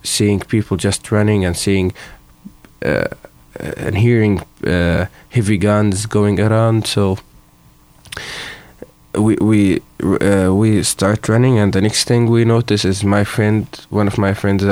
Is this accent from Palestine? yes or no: yes; Jenin, West Bank, Palestine; I'm from Jenin, Palestine, and I'm living there for 11 years now.